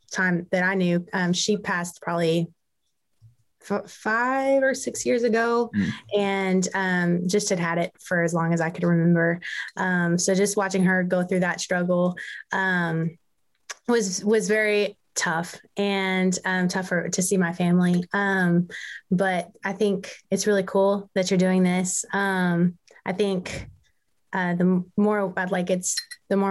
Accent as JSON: {"language": "English", "town": "Memphis", "region": "Tennessee", "country": "United States", "tie": "born or raised there", "said": "I am from Memphis, Tennessee, born and raised."}